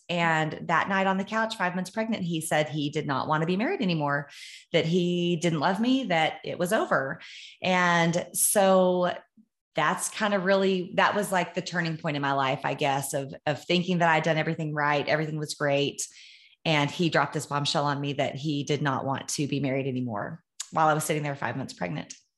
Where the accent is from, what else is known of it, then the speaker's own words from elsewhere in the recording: Amarillo, Texas, United States; I was born in Amarillo, Texas